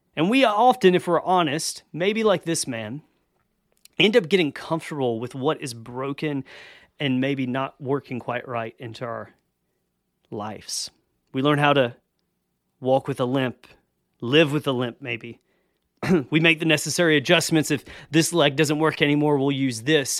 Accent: the South, United States; I grew up in the South

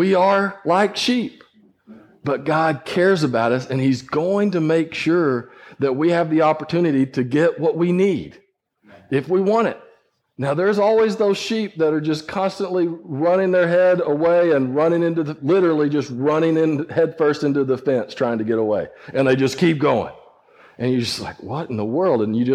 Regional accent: West Texas, United States; growing up in West Texas, I worked sheep

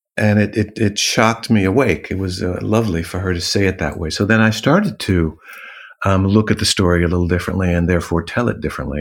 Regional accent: Los Angeles, California, United States; moved away as an adult; also born or lived in New York / Paris; now in London, United Kingdom; growing up in Los Angeles. I'm a city boy

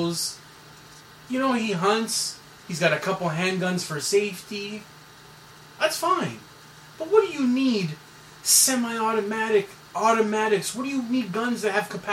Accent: Canada; I'm a Canadian citizen

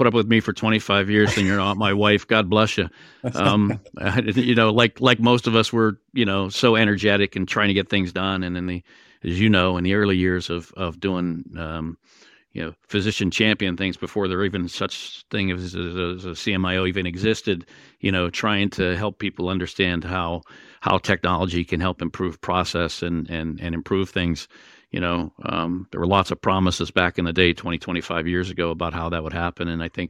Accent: Pennsylvania, United States; born there; the hospital I was born in Western Pennsylvania

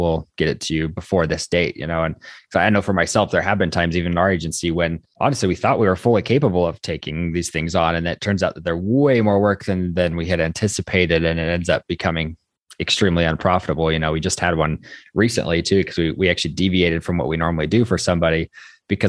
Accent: Idaho, United States; I'm from Idaho

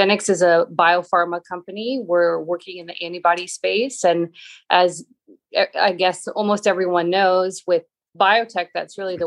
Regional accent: Boston, Massachusetts, United States; I grew up in Boston

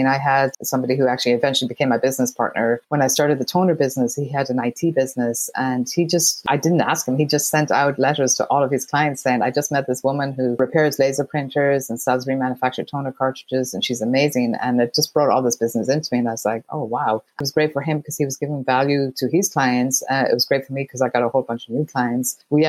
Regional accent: Ireland; moved away as an adult; now in United States; So I grew up in Ireland, went to college in Ireland

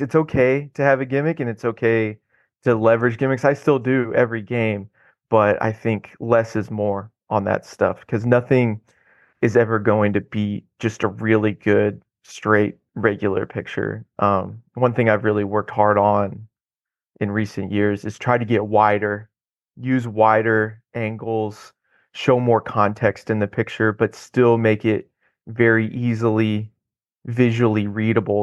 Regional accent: Odessa, Missouri, United States; moved away as an adult; also born or lived in Oklahoma; now in Houston, United States; I grew up just east of Kansas City on the Missouri side in a little town called Odessa.

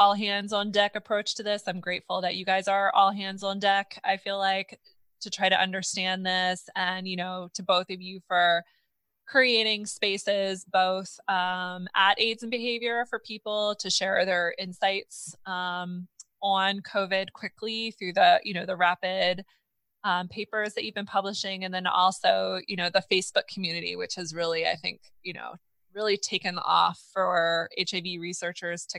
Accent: Pennsylvania, United States; I grew up in Pennsylvania

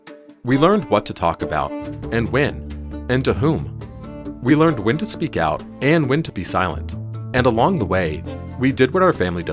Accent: the South, United States; I grew up in the South, with an 8-foot-tall menorah planted in my front yard.

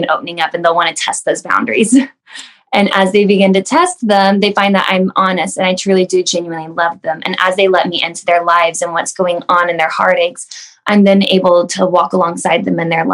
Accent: Wichita, Kansas, United States; I grew up here in Wichita

